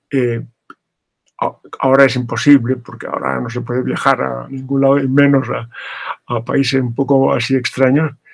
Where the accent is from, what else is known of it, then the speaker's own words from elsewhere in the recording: Morocco; also born or lived in Larache / Tangier / Tetouan; Yo viví casi sin eh, pausa unos 20 años en Marruecos, primero eh, en Arache Díaz, luego vivimos en Tánger, antes en Tetuán